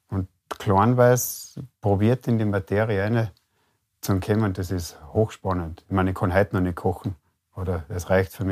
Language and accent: German; Carinthia, Austria; ich bin gebürtiger Kärntner, aufgewachsen an einem Bergbauernbetrieb.